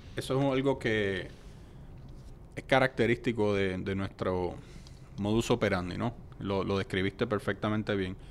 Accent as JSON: {"language": "Spanish", "country": "Puerto Rico", "also_born_or_lived": "New Delhi, India / United States", "said": "somos una colonia de los Estados Unidos"}